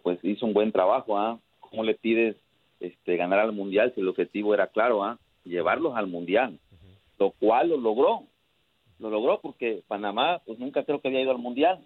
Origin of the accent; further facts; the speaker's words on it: Mexico; now in Chicago, United States; yo soy de México